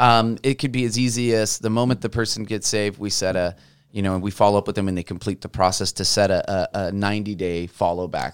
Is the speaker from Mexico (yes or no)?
yes; Mexico; also born or lived in Portland; now in Vancouver, United States; I'm from Mexico